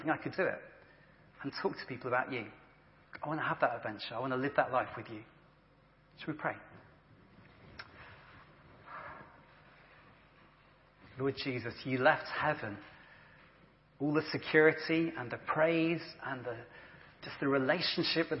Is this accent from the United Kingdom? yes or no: yes; England, United Kingdom; we're English and British